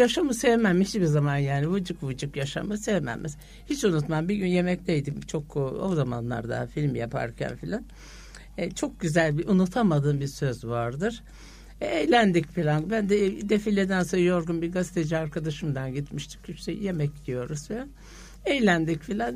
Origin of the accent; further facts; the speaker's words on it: Istanbul, Turkey; Eyüp'teki ev babam ben doğduğum zaman almış o Eyüp'teki evimizi